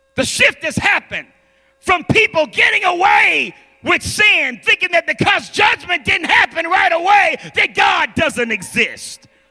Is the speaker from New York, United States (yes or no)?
no; Chicago, Illinois, United States; I'm from Chicago